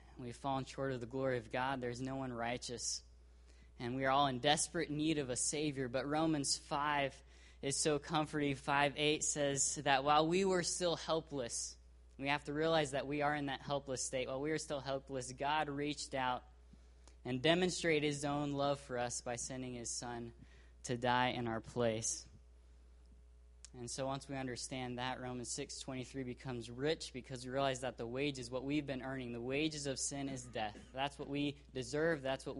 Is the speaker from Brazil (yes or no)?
yes; Brazil; born there; I was born in Brazil. I consider that an immense blessing and privilege.